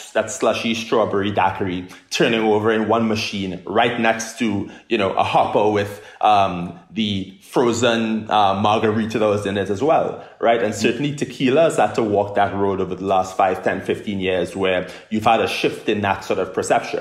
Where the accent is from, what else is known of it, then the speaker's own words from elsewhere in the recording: Trinidad & Tobago; moved away as an adult; also born or lived in United Kingdom; now in United States; I'm somebody who's from Trinidad and Tobago, born and raised in the Caribbean